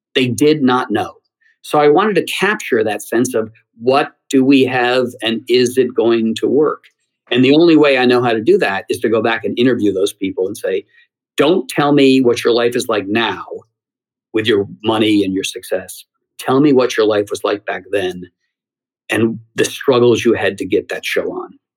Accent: Geneseo, New York, United States; I grew up in uh, Geneseo, New York, a small town outside of Rochester

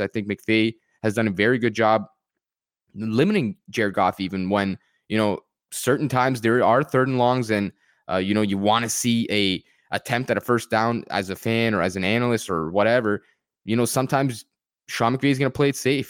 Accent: Canada; I am personally a Canadian

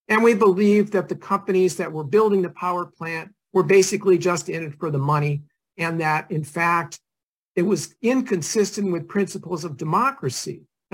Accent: Massachusetts, United States; moved away; when I was a kid growing up in Massachusetts, we used to often spend our summers in Maine

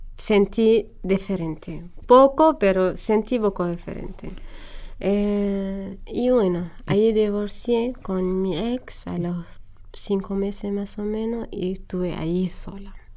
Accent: Homs, Homs Governorate, Syria; Spanish is a second language; moved away as an adult; also born or lived in Damascus; now in Argentina; viví en Homs hasta que terminé la universidad y me fui a Damasco a trabajar

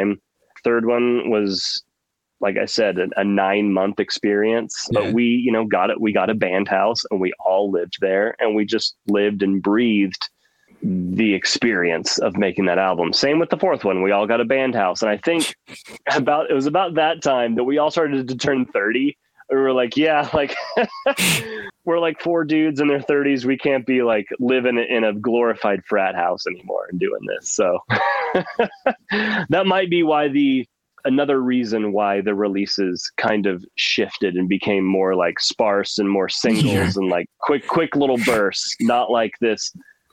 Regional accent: Oklahoma, United States; I grew up in Oklahoma, and it's landlocked.

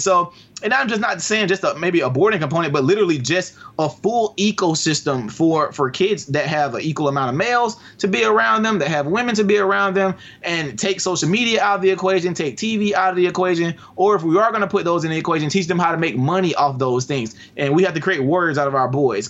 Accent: Albany, Georgia, United States; here where I live in Albany. It's my first project, my hometown

